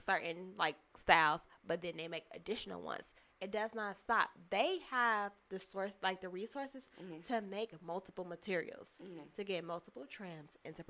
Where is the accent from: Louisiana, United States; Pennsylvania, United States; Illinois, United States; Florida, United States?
Illinois, United States; Chicago; from Chicago. I know how to whip that shit.